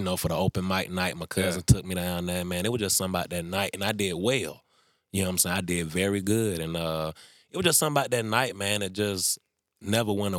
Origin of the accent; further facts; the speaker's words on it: Atlanta, Georgia, United States; also born or lived in College Park, Georgia; from College Park, Georgia. You know, raised up in Atlanta, based out of Atlanta right now